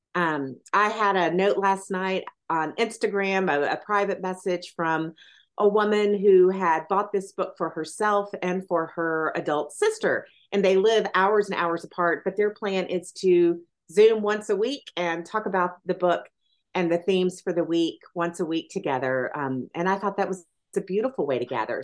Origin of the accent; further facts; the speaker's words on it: Athens, Tennessee, United States; I was raised in Athens, Tennessee